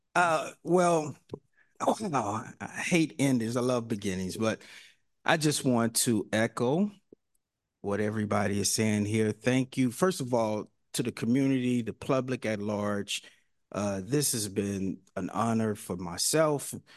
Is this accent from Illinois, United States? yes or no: no; Mississippi, United States; now in San Francisco, United States; I'm from Mississippi too